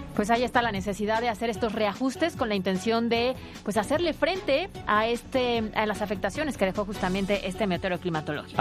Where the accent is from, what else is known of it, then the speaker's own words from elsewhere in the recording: Puebla, Mexico; Nosotros, como poblanos